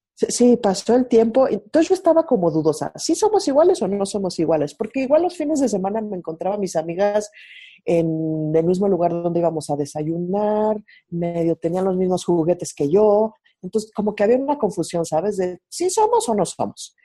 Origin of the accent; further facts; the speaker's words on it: Mexico City, Mexico; yo nací en la Ciudad de México, me crié aquí